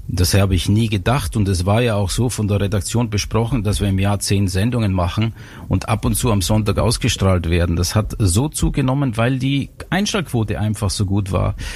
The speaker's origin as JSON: {"language": "German", "region": "Styria", "country": "Austria", "tie": "born or raised there", "also_born_or_lived": "Innsbruck", "said": "bei uns in der Steiermark, da wo ich aufgewachsen bin"}